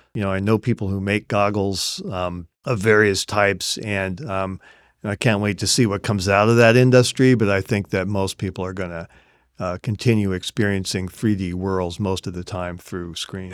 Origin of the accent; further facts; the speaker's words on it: Seattle, Washington, United States; my hometown, Seattle